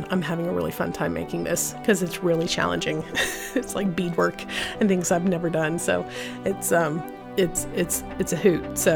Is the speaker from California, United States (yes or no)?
yes; California, United States; I was a 49ers fan originally because I came from California. So I moved with Joe Montana back in the day.